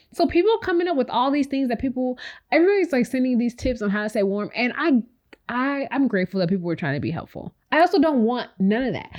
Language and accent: English; Chicago, Illinois, United States; moved away as an adult; now in Houston, United States; I'm born, we're both born and raised in Chicago.